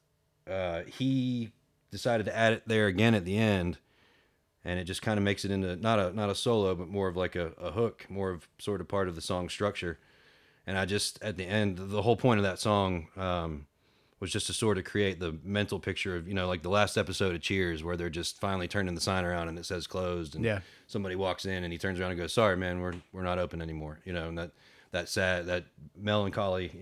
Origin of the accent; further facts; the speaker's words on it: Marietta, Georgia, United States; growing up around the Marietta Square